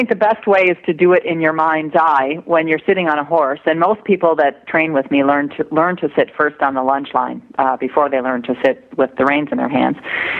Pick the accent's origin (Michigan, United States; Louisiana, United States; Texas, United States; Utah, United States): Michigan, United States; In Michigan.